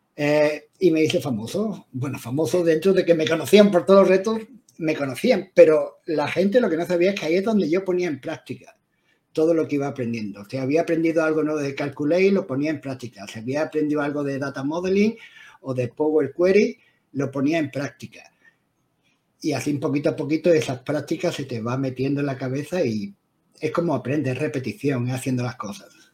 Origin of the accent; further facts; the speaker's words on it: Spain; moved away as an adult; now in London, United Kingdom; español de nacimiento, pero vivo en el Reino Unido, en Londres, en un pueblecito a las afueras de Londres, por 23 años, 24 años